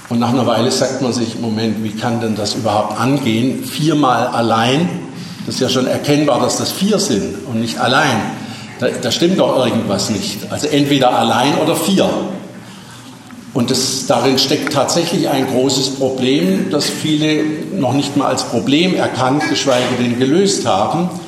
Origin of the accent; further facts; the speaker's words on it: Baden-Württemberg, Germany; Als Schwabe weiß ich, welchen Grund es gibt.